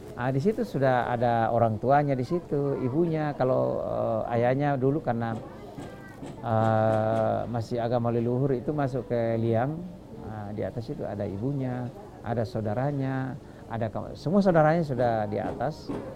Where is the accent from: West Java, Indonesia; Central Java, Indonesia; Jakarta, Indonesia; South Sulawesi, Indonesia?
South Sulawesi, Indonesia; Toraja; now in United States; Kami orang Toraja itu kalau bersaudara kayak gitu ya, kami tidak panggil om tapi kami panggil bapak